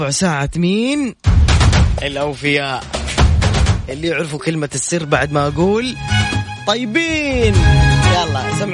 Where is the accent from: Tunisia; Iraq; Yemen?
Yemen; Sanaa, Amanat Al Asimah; now in Jeddah, Saudi Arabia; من اليمن من عدن لا من صنعاء العاصمه